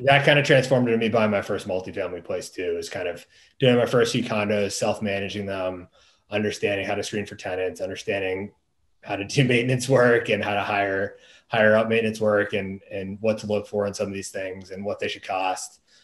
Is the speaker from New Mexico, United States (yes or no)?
no; Boston, Massachusetts, United States; moved away as an adult; also born or lived in Washington, D.C. area / Maryland; I'm from the Boston area originally.